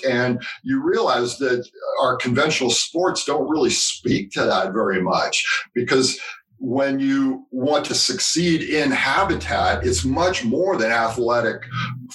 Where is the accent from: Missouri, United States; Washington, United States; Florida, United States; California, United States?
California, United States; growing up in California, I had been to Yosemite